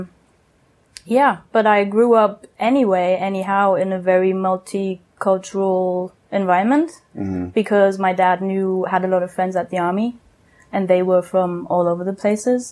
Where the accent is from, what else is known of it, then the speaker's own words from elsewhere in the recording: Germany; moved away as an adult; now in San Juan del Sur, Nicaragua; I was born and raised in Western Germany, very close to the Dutch border.